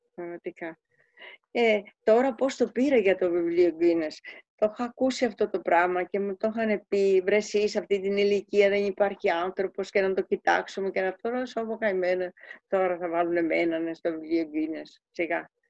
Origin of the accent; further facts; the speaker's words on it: Kefalonia, Ionian Islands, Greece; moved away; also born or lived in Switzerland; Φεύγω από την κεφαλονιά